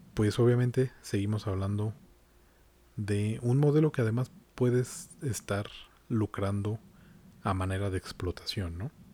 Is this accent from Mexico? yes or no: yes; Mexico; como mexicano